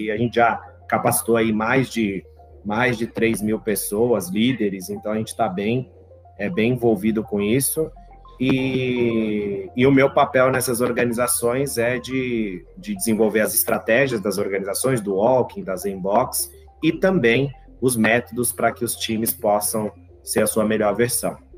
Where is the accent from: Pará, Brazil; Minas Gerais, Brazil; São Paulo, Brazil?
São Paulo, Brazil; Eu, eu nasci aqui em São Paulo